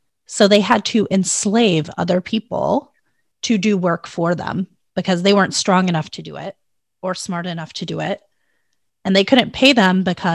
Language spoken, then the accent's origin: English; the South, United States; I grew up in the South, right? In the southern part of the United States